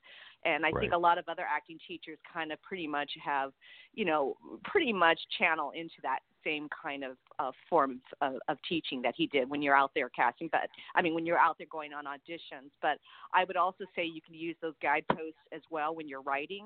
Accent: Carson, California, United States; also born or lived in Torrance, California / Harbor City, California / La Mirada, California; I'm born in Torrance, but really throughout that whole South Bay area. So really Carson was

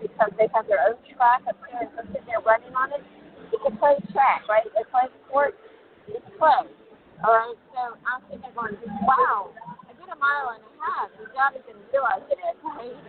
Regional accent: Fort Lauderdale, Florida, United States; I'm from Fort Lauderdale

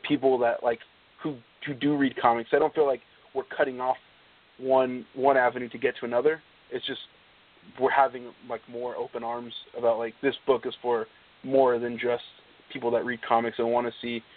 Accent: Northern California, United States; also born or lived in Stockton, California; growing up in Northern California, the amount of people that moved into where I live in more like the Valley from the Bay Area

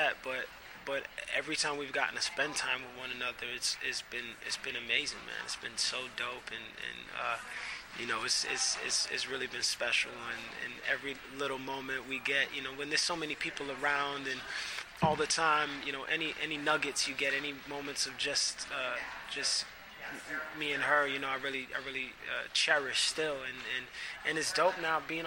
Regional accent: New York City, New York, United States; I'm from Brooklyn

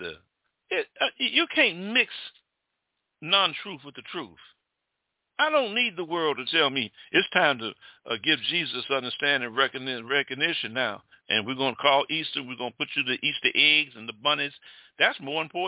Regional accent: Jamaica; I'm Jamaican

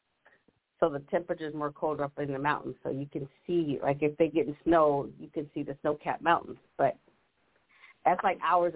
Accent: Ohio, United States; now in California, United States; I grew up in Ohio

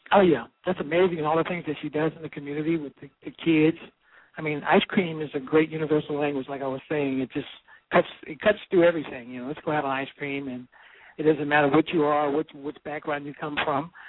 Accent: New York, United States; I'm in San Francisco, the city of my choice right now. I'm from New York

